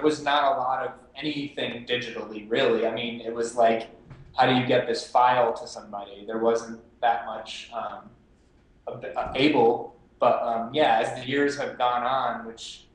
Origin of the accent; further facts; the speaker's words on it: Massachusetts, United States; moved away as an adult; now in Los Angeles, United States; I'm from Massachusetts, moved out to LA like within a month of graduating from college